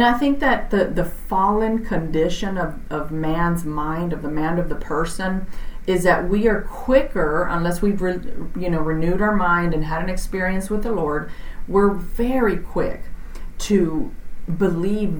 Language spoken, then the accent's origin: English; Texas, United States; I'm from Texas, so I say y'all.